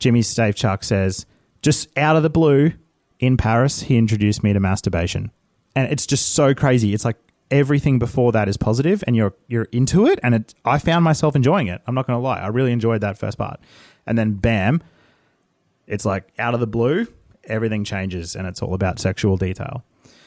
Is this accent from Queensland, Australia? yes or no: yes; Brisbane, Queensland, Australia; born or raised there